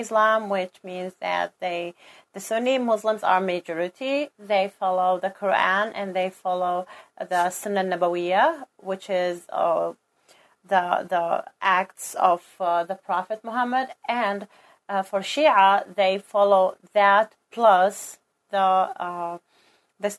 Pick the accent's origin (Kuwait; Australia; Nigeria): Kuwait; I'm a Kuwaiti, and I grew up in Kuwait